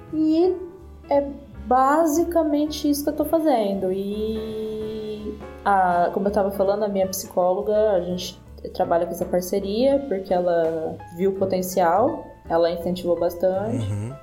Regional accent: interior of São Paulo, Brazil; moved away as an adult; now in Portugal; eu vim do interior de São Paulo, então eu morei 27 anos numa cidadezinha de 100 mil habitantes

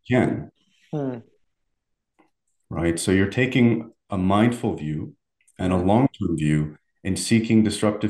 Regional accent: Algiers, Algiers Province, Algeria; moved away; I was born and raised in Algeria, in the city of Algiers

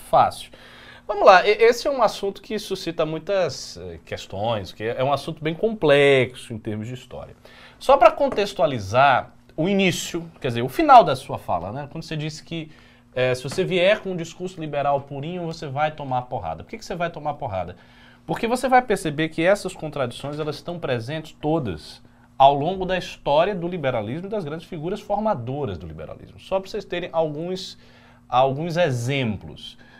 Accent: Brazil; a gente, como brasileiro, nós não somos índios. Nós não somos africanos de Angola. Nós somos brasileiros

